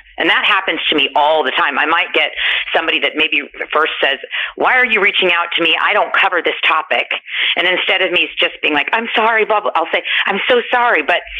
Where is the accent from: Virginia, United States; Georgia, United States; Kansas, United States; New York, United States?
Kansas, United States; Kansas City; also born or lived in Los Angeles; Yeah, when I started, I'm from Kansas City. And then when I lived in L.A. for 10 years